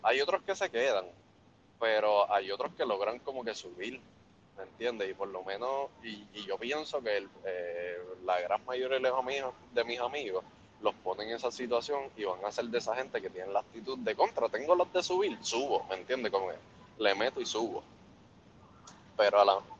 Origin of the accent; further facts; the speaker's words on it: Puerto Rico; como buenos puertorriqueños